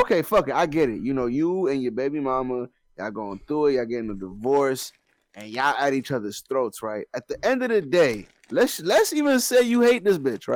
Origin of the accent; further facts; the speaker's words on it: Maryland, United States; we are from Maryland.